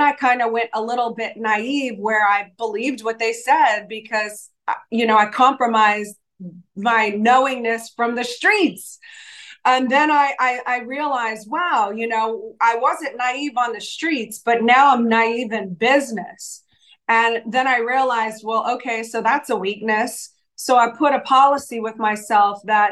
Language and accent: English; New Orleans, Louisiana, United States; moved away as an adult; also born or lived in Los Angeles; I'm from New Orleans. So yeah, we're both from Louisiana